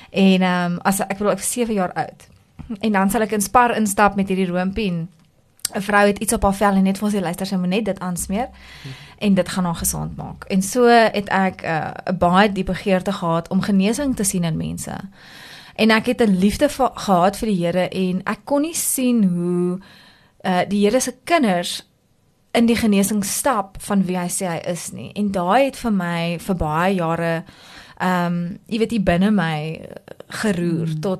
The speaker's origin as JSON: {"language": "Afrikaans", "town": "Klerksdorp", "region": "North West", "country": "South Africa", "tie": "born or raised there", "said": "ek het groot geword in Klerksdorp, ehm um, in 'n NG huishouding."}